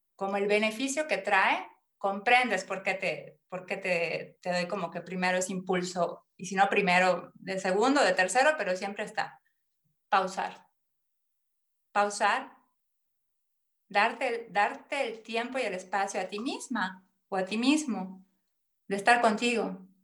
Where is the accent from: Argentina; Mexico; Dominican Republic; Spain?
Mexico; Mérida, Yucatán; moved away as an adult; now in Konstanz, Germany; nací en Mérida, Yucatán, México y bueno, ahí están mis raíces